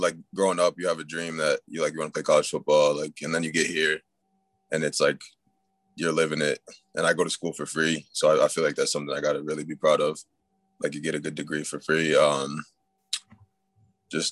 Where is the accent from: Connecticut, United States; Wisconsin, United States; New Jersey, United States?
Connecticut, United States; moved away as an adult; now in North Carolina, United States; I'm from like New England. I'm from Connecticut, and my school is in North Carolina